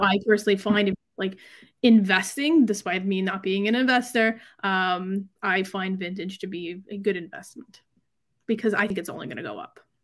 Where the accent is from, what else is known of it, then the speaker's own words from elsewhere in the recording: New York, United States; I'm from New York. I lived in New York